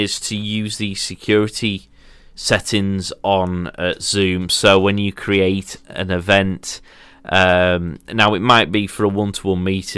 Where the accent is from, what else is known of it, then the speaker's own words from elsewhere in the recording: Yorkshire and the Humber, United Kingdom; as a Yorkshireman